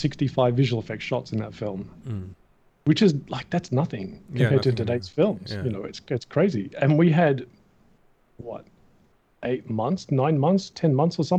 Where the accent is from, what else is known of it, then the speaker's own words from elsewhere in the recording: Australia; moved away as an adult; I'm from Australia